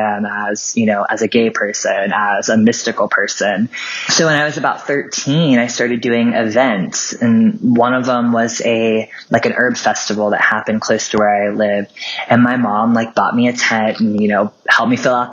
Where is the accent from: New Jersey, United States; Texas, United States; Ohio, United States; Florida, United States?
Ohio, United States; southern; I grew up in a very small town in the southern part of Ohio